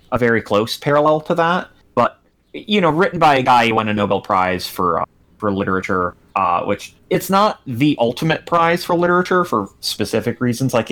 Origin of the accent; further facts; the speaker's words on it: United Kingdom; I'm British and I live on a boat ass name.